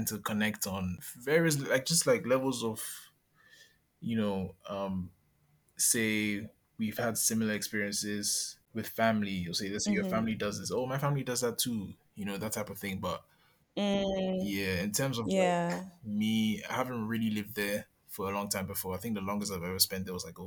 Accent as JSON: {"language": "English", "town": "Accra", "region": "Greater Accra", "country": "Ghana", "tie": "born or raised there", "said": "I'm a pretty modern Ghanaian kid, you know, grew up, born and raised in Accra"}